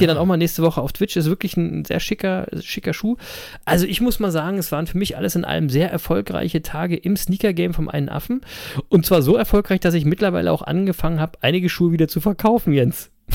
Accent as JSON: {"language": "German", "region": "Berlin", "country": "Germany", "tie": "born or raised there", "said": "ich bin ja auch in Berlin geboren und aufgewachsen"}